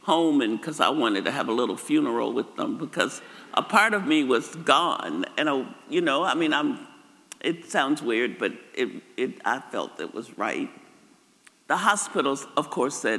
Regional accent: Arkansas, United States; moved away; I grew up in Arkansas, just across the river in Moro, Mariana, Far City, that area.

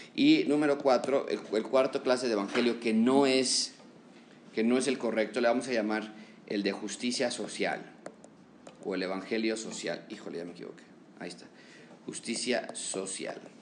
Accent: Mexico; como mexicanos

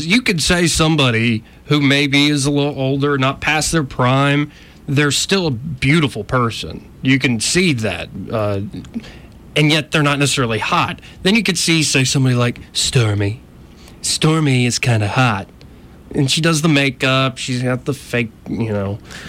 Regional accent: Arkansas, United States; because I am from Arkansas, don't you know?

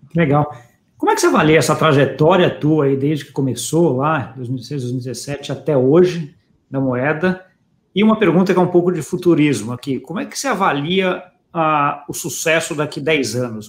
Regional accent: Brazil; eu, como brasileiro

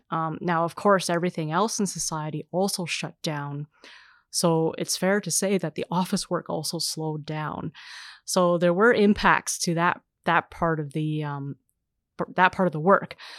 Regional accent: Canada; I would identify as racialized Canadian, so I would be considered, uh, Asian Canadian

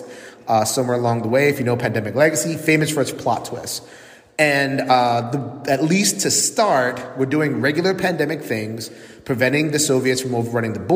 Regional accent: New York City, New York, United States; now in Connecticut, United States; I'm from Connecticut, or living in Connecticut right now, but my home is New York City

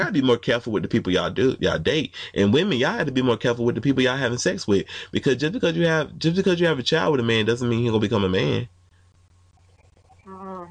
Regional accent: Atlanta, Georgia, United States; I'm from Atlanta

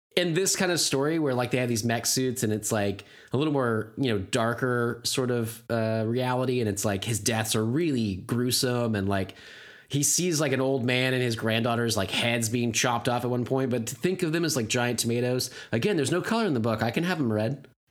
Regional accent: United States; I'm an American

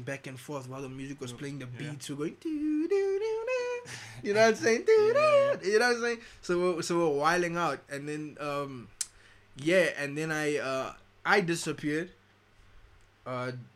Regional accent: Pretoria, Gauteng, South Africa; I'm from Pretoria

